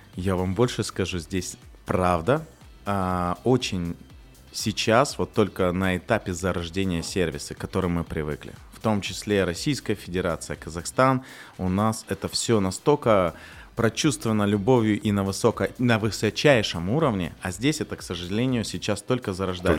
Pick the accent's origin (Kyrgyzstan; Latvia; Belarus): Kyrgyzstan; also born or lived in Russia / Kazakhstan; now in Dubai, United Arab Emirates; я на самом деле сам из Кыргызстана